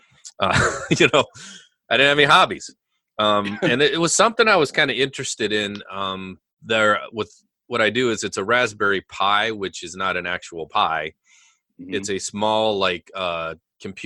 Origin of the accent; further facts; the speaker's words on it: near Henry, South Dakota, United States; I grew up near Henry, South Dakota, so very rural area